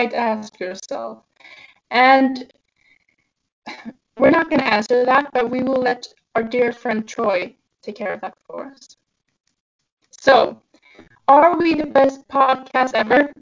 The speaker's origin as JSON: {"language": "English", "country": "Sweden", "said": "I'm from Sweden"}